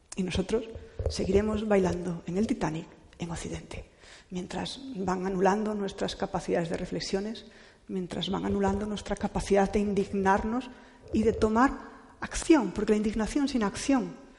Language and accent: Spanish; Cantabria, Spain; yo soy cántabra